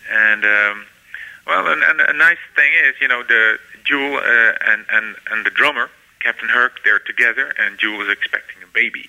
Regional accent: Netherlands; my hometown here

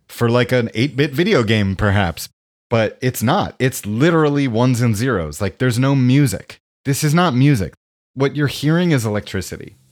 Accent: Westchester, New York, United States; I grew up in Westchester, New York

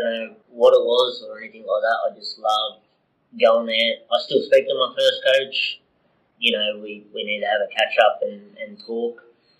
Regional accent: Parramatta, New South Wales, Australia; moved away as an adult; I grew up just outside of Parramatta, in between Parramatta and Blacktown.

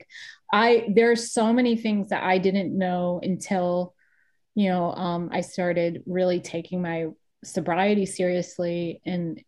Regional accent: Rhode Island, United States; also born or lived in New York; now in Los Angeles, United States; growing up where I grew up in Rhode Island

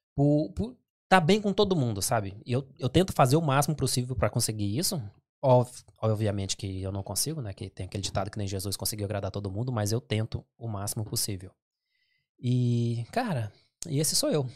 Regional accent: Goiás, Brazil; moved away as an adult; now in England; eu sou brasileiro, goiano

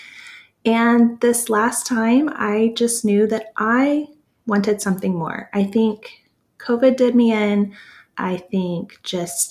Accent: Texas, United States; I'm from Texas

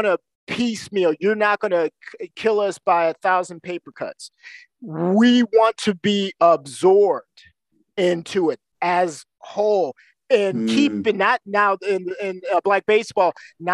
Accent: Waukegan, Illinois, United States; moved away as an adult; also born or lived in Louisiana / District of Columbia; now in Wisconsin, United States; I grew up in Waukegan. So then I'm close enough to Chicago

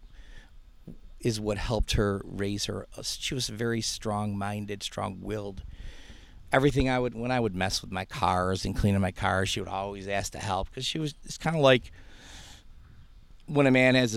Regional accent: Greece, New York, United States; moved away as an adult; also born or lived in California / Canandaigua, New York; I wanted to get out of where I was raised in. I was born in California. My father got a job at Kodak 6 months after he got out of the Air Force. So we moved out to Canandaigua. That was too much of a truck from there to Ridge Road, where at the Kodak Park there. Mm-hmm. And then we moved to Greece, and I was raised there all my life

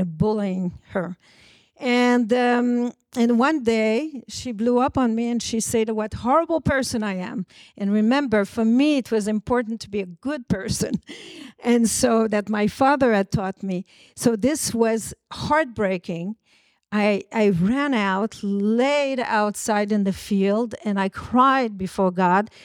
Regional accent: Montreal, Quebec, Canada; I was born in Montreal, about three hundred and seventy miles from New York, from a French Canadian family.

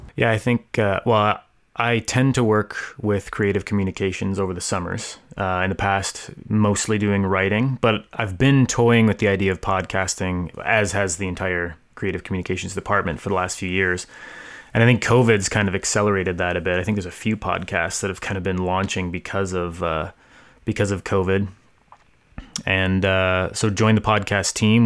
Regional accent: Hamilton, Ontario, Canada; now in Guelph, Canada; I am from Hamilton, Ontario, originally. I live in Guelph uh, right now

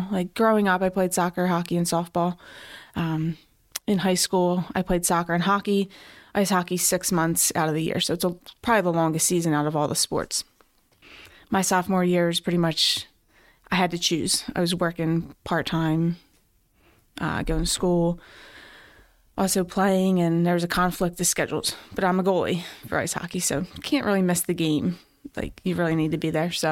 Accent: Philadelphia, Pennsylvania, United States; Northeast Philly.

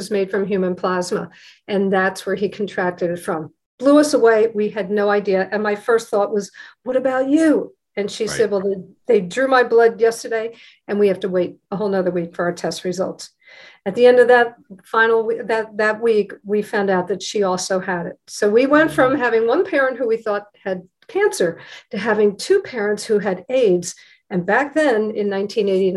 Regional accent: United States; I grew up right outside of New York

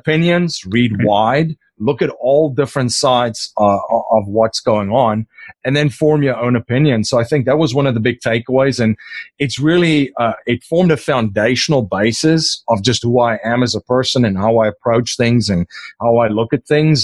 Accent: South Africa; first language Afrikaans; English is a second language; moved away as an adult; now in United States; I'm originally from South Africa

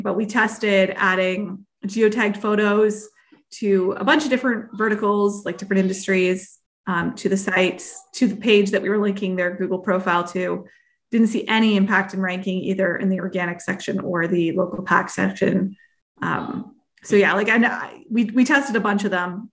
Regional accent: Canada; I am Canadian

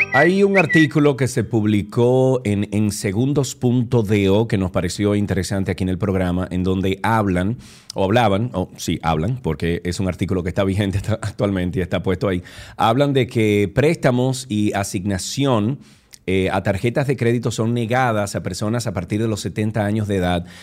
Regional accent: Dominican Republic; sociedades como la dominicana

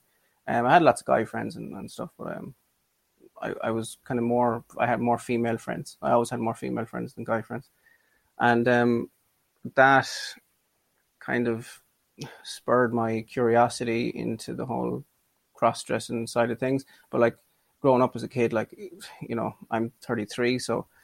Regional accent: Ireland; I'm a crossdresser from Ireland

